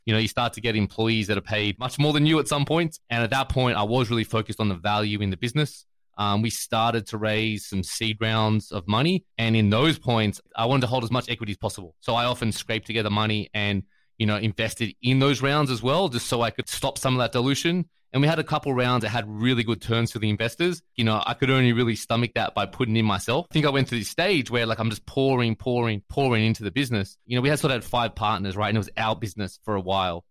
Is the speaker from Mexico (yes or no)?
no; Australia; moved away as an adult; now in United States; I'm from Australia originally